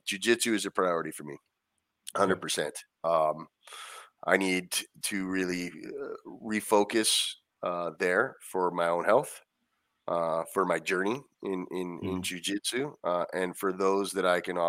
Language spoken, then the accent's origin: English; Anaheim, California, United States; I grew up going there, and it's, you know, I'm from Anaheim originally, so that was right down the street.